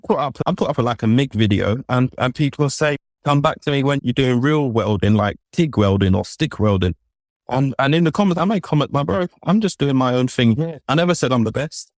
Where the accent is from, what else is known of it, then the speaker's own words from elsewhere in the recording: London, United Kingdom; so I grew up in London.